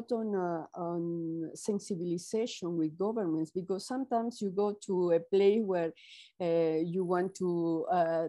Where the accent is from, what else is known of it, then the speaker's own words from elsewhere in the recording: Peru; I'm Latin American, I'm Peruvian